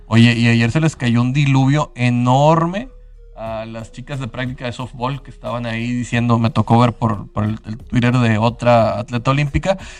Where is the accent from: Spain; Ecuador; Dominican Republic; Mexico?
Mexico; para nosotros como mexicanos siempre hay estas narrativas